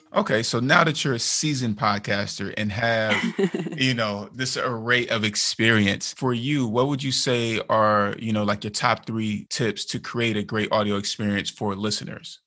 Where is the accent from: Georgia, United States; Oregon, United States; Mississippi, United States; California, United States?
California, United States; Bay Area; that's where I'm from. I'm from the Bay Area.